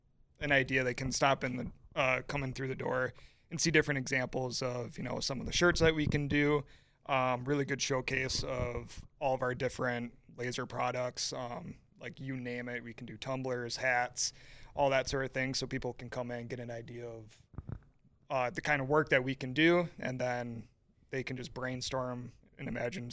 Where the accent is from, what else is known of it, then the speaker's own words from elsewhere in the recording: Hayward, California, United States; I mean, growing up in Hayward, obviously, I know what summers are like here